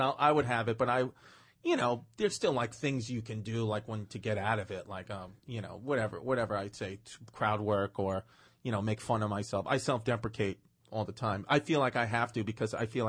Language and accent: English; New York City, New York, United States; growing up in Brooklyn